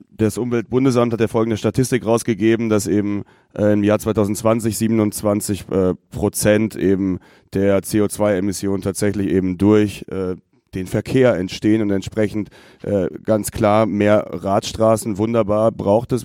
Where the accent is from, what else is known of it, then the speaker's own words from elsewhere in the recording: Freiburg, Baden-Württemberg, Germany; Ich komme ja aus Freiburg.